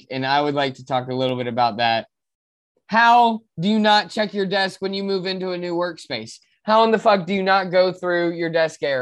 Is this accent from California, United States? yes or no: no; Florida, United States; We're from Florida. Fuck your West Coast shit.